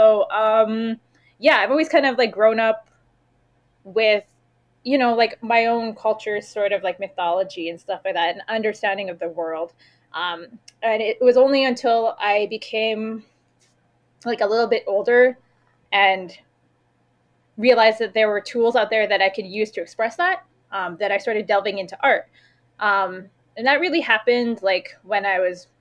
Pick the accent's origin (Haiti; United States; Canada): Canada; Manitoba; now in Winnipeg, Canada; I'm originally from Pemiscamak Cree Nation and Opaskwayak Cree Nation